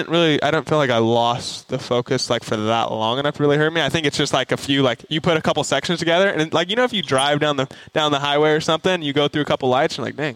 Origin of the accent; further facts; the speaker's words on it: California, United States; I'm from California. I'm not used to cold.